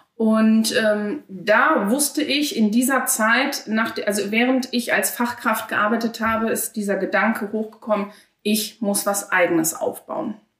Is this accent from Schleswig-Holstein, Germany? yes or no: no; Dinslaken, North Rhine-Westphalia, Germany; Ich bin eine gebürtige Hiesfelderin und werde es hoffentlich auch immer bleiben